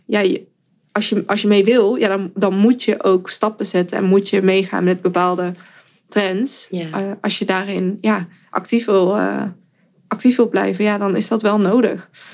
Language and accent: Dutch; 's-Hertogenbosch, North Brabant, Netherlands; in Den Bosch, waar ik vandaan kom